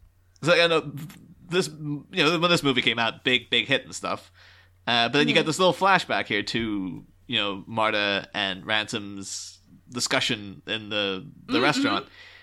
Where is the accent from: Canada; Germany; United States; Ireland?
Ireland; I'm from Ireland.